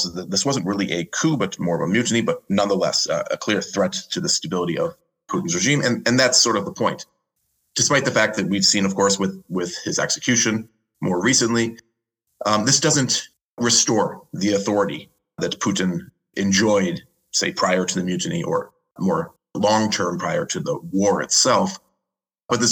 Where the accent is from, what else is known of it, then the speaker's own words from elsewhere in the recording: Cleveland, Ohio, United States; I'm American, raised, born and raised in Cleveland, as is my mother